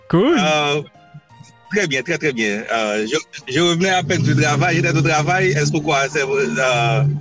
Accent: Haiti; now in Florida, United States; je suis haïtien. Oui. Je suis haïtien et j'ai commencé la maçonnerie en Haïti, principalement dans la région nord du pays

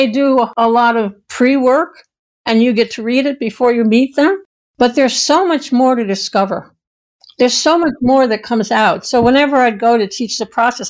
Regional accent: New York, United States; now in Ashland, United States; we were raised in New York

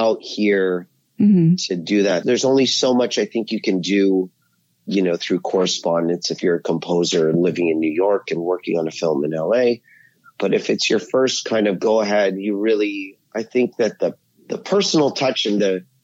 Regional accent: Ottawa, Ontario, Canada; I'm originally from Canada. I grew up in Ottawa, Ontario, which is the nation's capital

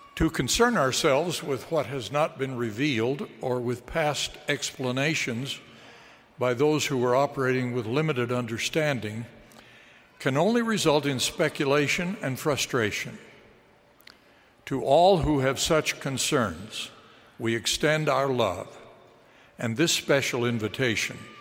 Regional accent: Utah, United States; moved away as an adult; also born or lived in Chicago / Washington, D.C.; I grew up in Utah

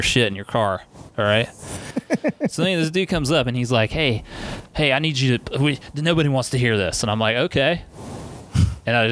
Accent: South Carolina, United States; I know about the Shag because I'm from South Carolina

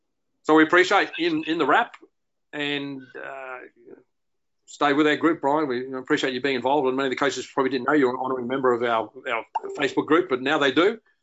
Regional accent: Australia; I've had the honour in Australia of being involved with so many of them, and as Australian sport is more appreciated around the world. We were once that little nation that no one really knew about

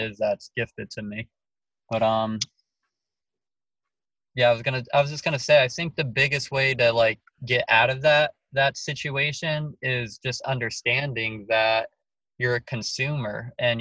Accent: Laurence Harbor, New Jersey, United States; I'm from New Jersey, New York, New Jersey. I was in seventh grade when it happened. Where I lived is Lawrence Harbor, New Jersey

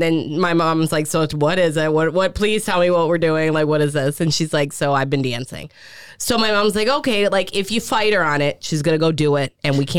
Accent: Detroit, Michigan, United States; moved away; also born or lived in Florida; we're from Detroit.

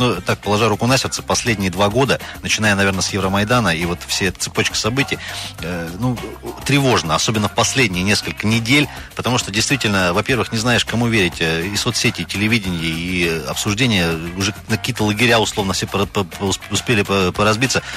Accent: Krasnoyarsk Krai, Russia; мы, красноярцы

